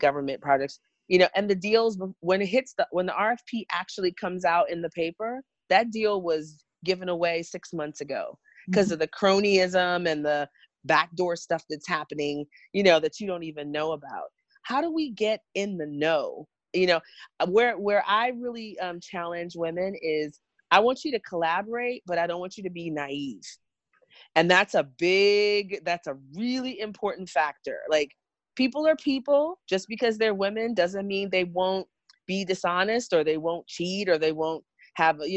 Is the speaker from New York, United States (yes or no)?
yes; New York, United States; also born or lived in Jamaica; I was born in Jamaica, but grew up in New York